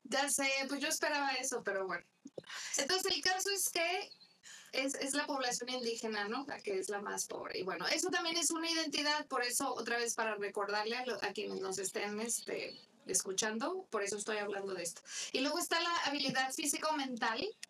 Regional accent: Mexico; yo soy mexicana

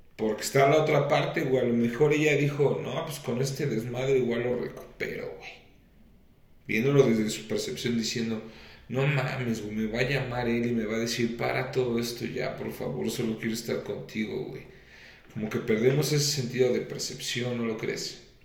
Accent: Mexico; somos los mexicanos

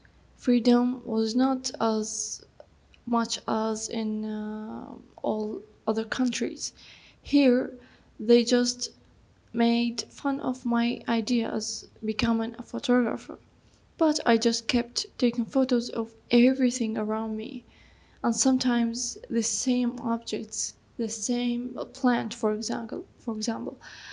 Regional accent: Iraq; English is a second language; I am a photographer from Iraq. I live in Nasiriyah city, which is in the southern of Iraq.

